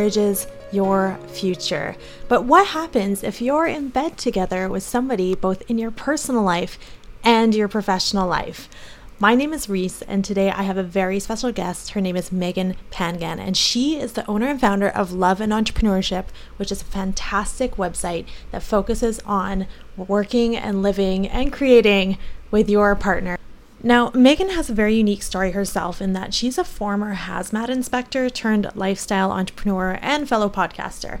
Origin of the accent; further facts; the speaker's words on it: Canada; I'm from Canada